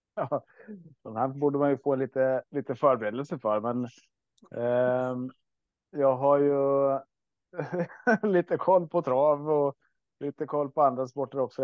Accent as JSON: {"language": "Swedish", "region": "Östergötland", "country": "Sweden", "tie": "born or raised there", "said": "vi är ju uppvuxna och bor i Östergötland i alla fall"}